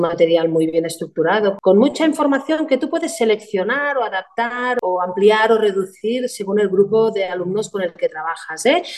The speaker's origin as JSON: {"language": "Spanish", "town": "Arenys de Mar", "region": "Catalonia", "country": "Spain", "said": "somos de Arenys de Mar, con lo cual, pues nosotros tenemos el puerto, tenemos el club náutico, la base náutica, y entonces, ah, a ver, será la circunstancia que en mi casa, pues también hay gente marinera"}